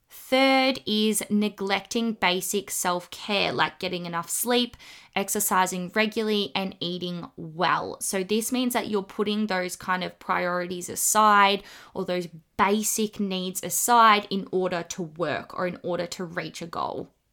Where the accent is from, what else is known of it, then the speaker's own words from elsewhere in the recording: Australia; accent: bogan; the kind of Australian slang